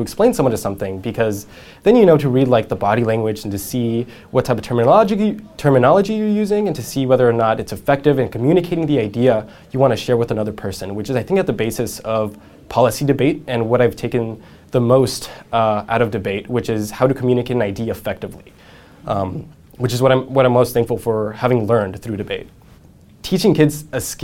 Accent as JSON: {"language": "English", "town": "San Jose", "region": "California", "country": "United States", "tie": "born or raised there", "said": "I grew up in San Jose"}